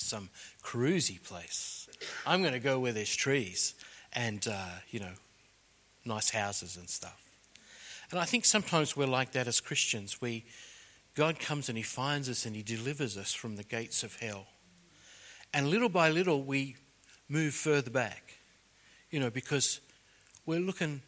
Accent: Sydney, New South Wales, Australia; I was born on the North Shore of Sydney

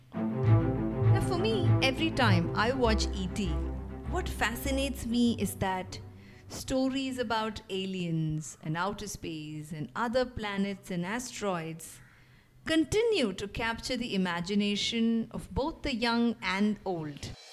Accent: India; I'm from India.

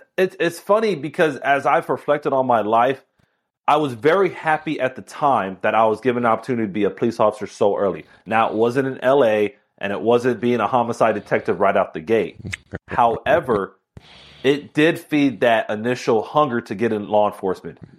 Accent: Miami, Florida, United States; I was born and raised in Miami

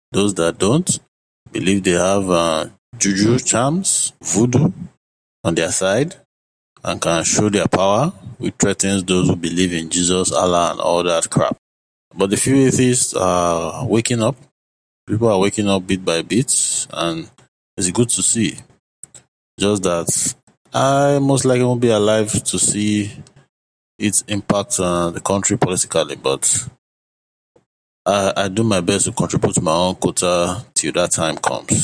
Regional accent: Nigeria; I'm a Nigerian atheist

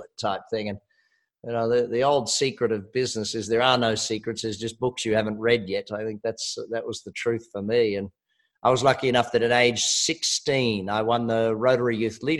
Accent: Australia; I am Australian

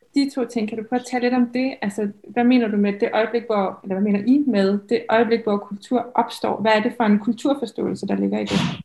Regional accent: Thy, North Denmark Region, Denmark; jeg er jo selv fra Thy, og jeg, var, øh, jeg gik i første G på Tisted Gymnasium

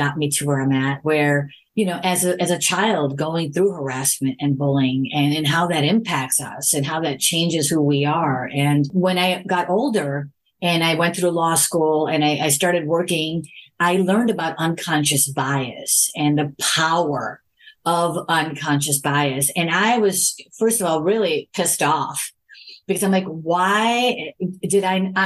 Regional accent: Chicago, Illinois, United States; moved away as an adult; now in California, United States; I was born and raised in Chicago.

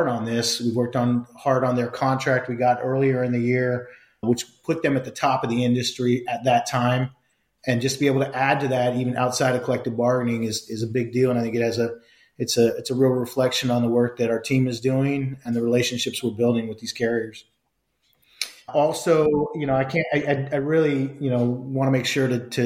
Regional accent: San Francisco Bay Area, California, United States; I'm born and raised in the San Francisco Bay Area

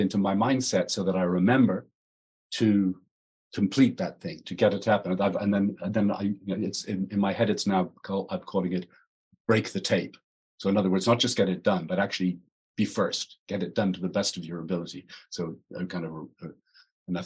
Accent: Ireland; I'm Irish, not English

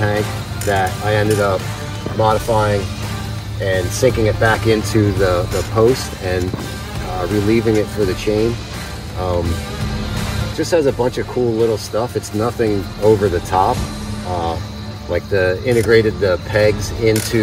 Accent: Terry Hill, Pennsylvania, United States; I'm from Terry Hill, Pennsylvania

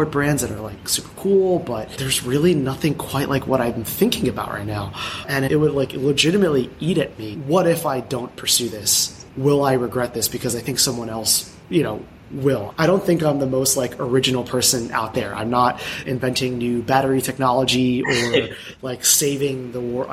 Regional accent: United States; I'm Filipino American

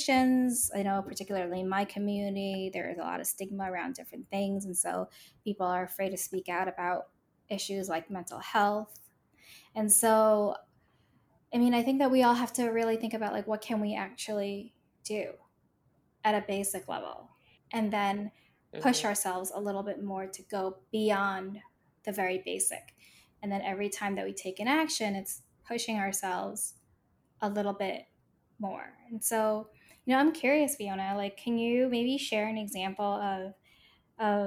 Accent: New York City, New York, United States; growing up in New York City

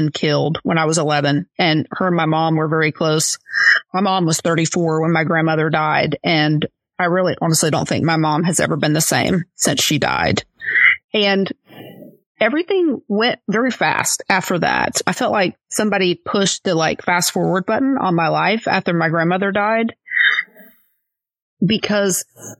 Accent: Florida, United States; also born or lived in Lakeland, Florida; I was born and raised here in Florida. I'm living in Lakeland, Florida, which is part of Polk County

